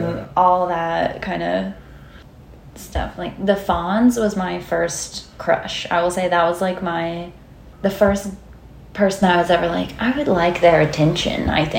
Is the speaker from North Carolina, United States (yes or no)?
no; Rainesville, Alabama, United States; moved away as an adult; also born or lived in Tuscaloosa, Alabama; now in Nashville, United States; I'm from Northeast Alabama, a small town called Rainesville. Not much going on there. Then I moved to Tuscaloosa to go to school at University of Alabama, and then I moved here.